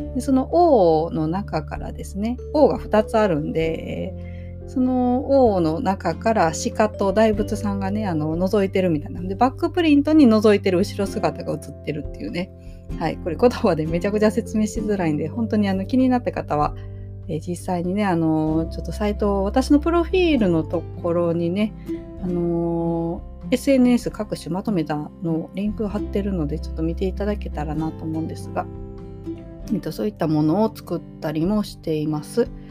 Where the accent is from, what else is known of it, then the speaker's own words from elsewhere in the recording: Yoshino District, Nara, Japan; 奈良県の、えー、吉野郡の大江戸町という町で生まれました